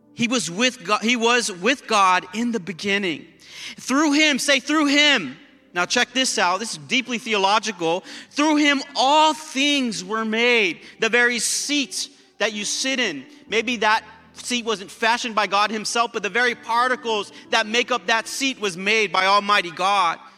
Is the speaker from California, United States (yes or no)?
yes; South El Monte, California, United States; where I was born in South El Monte, Greater South El Monte Hospital